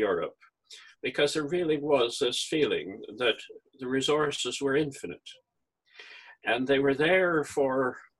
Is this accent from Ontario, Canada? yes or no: no; Calgary, Alberta, Canada; I was born in Calgary, in Alberta, which is within sight of the Rocky Mountains.